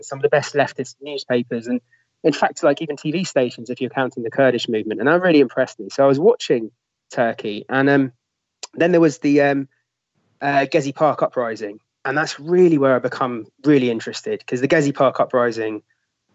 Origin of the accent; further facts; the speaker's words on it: London, United Kingdom; I'm a Londoner